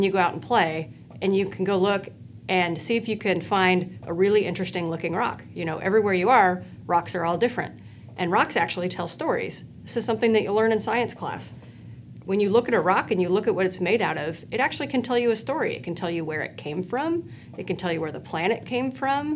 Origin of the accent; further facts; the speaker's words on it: Spokane, Washington, United States; moved away; I grew up in Spokane, Washington.